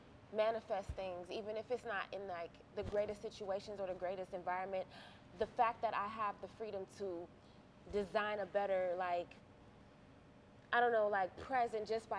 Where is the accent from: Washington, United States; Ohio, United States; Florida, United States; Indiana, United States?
Ohio, United States; Cleveland; also born or lived in Grafton; I'm an actress, a singer, a model from Cleveland, Ohio